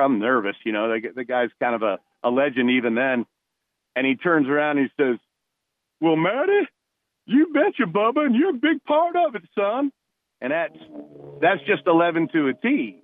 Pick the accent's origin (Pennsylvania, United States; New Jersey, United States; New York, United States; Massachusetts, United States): New Jersey, United States; moved away as an adult; I was a kid from New Jersey who came down